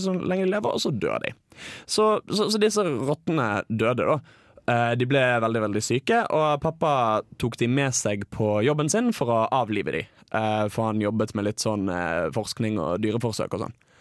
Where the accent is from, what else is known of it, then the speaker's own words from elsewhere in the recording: Bergen, Vestland, Norway; jeg går på et utested eh, hjemme i Bergen. Dette er året jeg er på folkehøyskole, så eh, jeg er hjemme i høstferien